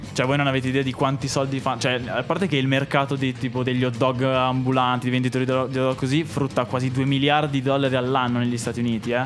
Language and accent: Italian; Monza, Lombardy, Italy; anch'io sono di Monza